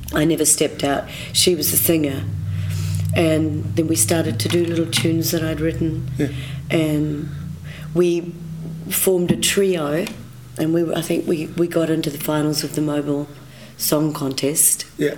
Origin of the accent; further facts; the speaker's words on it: Nelson, New Zealand; I grew up in Nelson